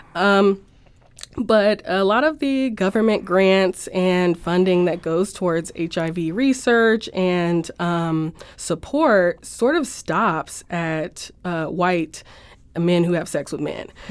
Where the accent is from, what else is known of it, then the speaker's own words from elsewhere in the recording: Los Angeles, California, United States; moved away as an adult; now in St. Louis, United States; I'm from Los Angeles and moved here for the school